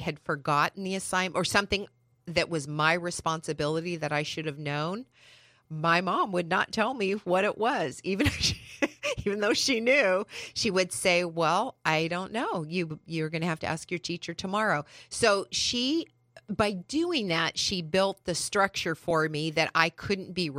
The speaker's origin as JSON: {"language": "English", "area": "San Bernardino Mountains", "region": "California", "country": "United States", "tie": "born or raised there", "lives_now": "San Diego, United States", "said": "I grew up in the San Bernardino Mountains, where Forest Home is"}